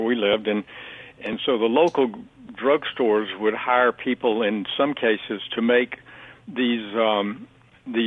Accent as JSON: {"language": "English", "town": "Hattiesburg", "region": "Mississippi", "country": "United States", "tie": "born or raised there", "also_born_or_lived": "Alabama / Washington, D.C. / Paris", "moved": "as an adult", "lives_now": "New York, United States", "said": "I was born in Hattiesburg, but then the family moved over to Alabama for a while and then came back to Hattiesburg"}